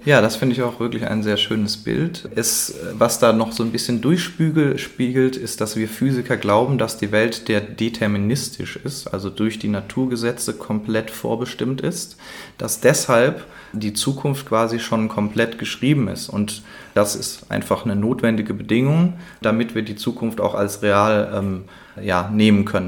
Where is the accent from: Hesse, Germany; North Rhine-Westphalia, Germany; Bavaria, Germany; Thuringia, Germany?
North Rhine-Westphalia, Germany; Cologne; für mich als Kölner